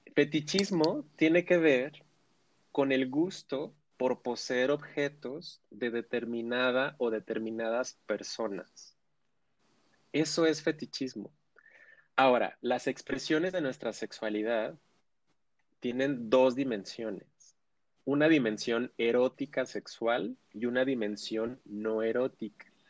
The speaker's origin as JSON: {"language": "Spanish", "town": "Ciudad Juárez", "region": "Chihuahua", "country": "Mexico", "said": "soy de Ciudad Juárez, la frontera más fabulosa y bella del mundo"}